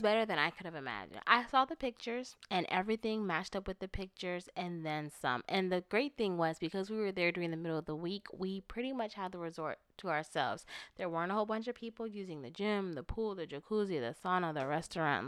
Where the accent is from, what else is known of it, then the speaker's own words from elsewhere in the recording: Florida, United States; moved away; I'm from Florida